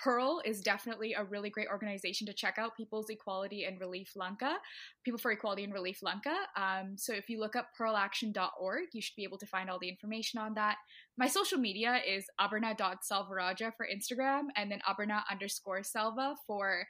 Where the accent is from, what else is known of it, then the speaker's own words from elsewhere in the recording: Toronto, Ontario, Canada; also born or lived in Ottawa; I'm from Toronto, so I'd make that sound all the time